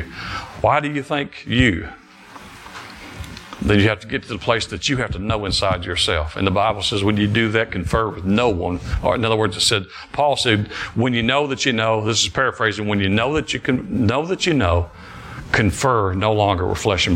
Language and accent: English; Alabama, United States; also born or lived in Detroit, Michigan; I moved here from Detroit when I was six. Started first grade here. And thank God I'm in Alabama. Moved from Detroit. And grew up on a farm